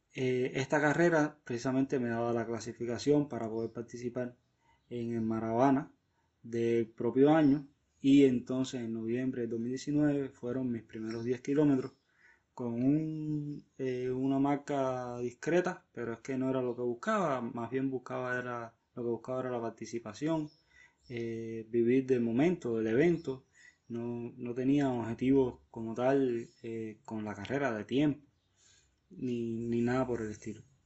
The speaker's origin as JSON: {"language": "Spanish", "region": "Havana", "country": "Cuba", "said": "soy de La Habana, Cuba."}